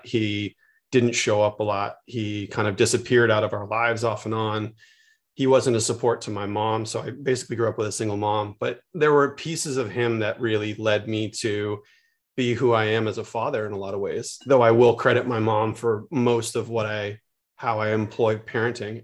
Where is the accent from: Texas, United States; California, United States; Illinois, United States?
California, United States; San Francisco; I grew up in the Bay Area